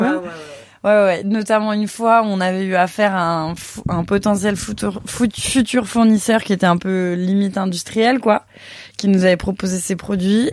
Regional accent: Lyon, Auvergne-Rhône-Alpes, France; now in Paris, France; moi je suis lyonnaise à la base

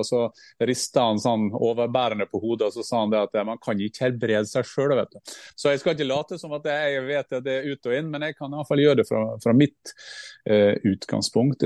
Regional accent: Gursken, Sunnmøre, Møre og Romsdal, Norway; jeg er oppvokst i Gursknobb og Sunnmøre

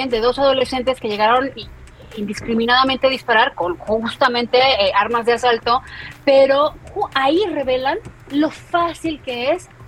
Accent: Mexico City, Mexico; de Ciudad de México

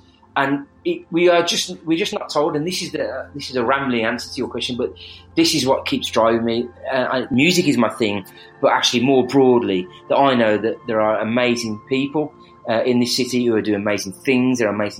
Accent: Birmingham, West Midlands, United Kingdom; accent: Birmingham

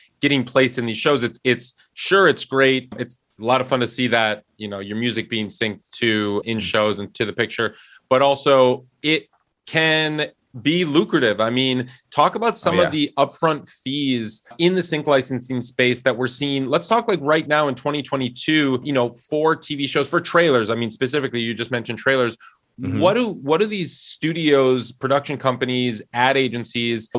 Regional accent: Wisconsin, United States; that's my my home state. I grew up cheering for the Bucks

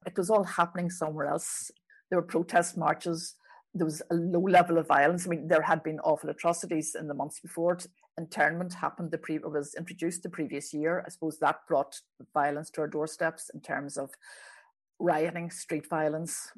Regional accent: Belfast, Northern Ireland, United Kingdom; I, I grew up in West Belfast, nationalist West Belfast, Andersonstown

